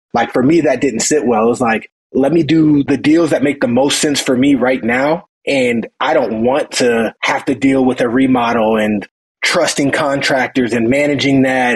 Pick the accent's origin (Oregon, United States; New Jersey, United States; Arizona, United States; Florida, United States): Arizona, United States; Phoenix; I'm from Phoenix, Arizona